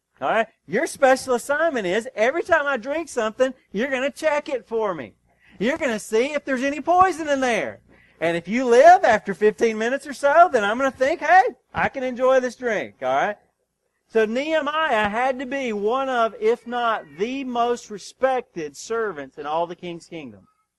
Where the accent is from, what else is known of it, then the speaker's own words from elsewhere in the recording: Georgia, United States; also born or lived in North Carolina; I grew up in Georgia, North Carolina, and God began for some reason to put the Northeast in my heart.